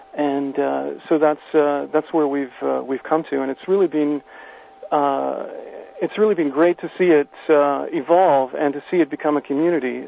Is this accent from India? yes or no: no; Canada; as a Canadian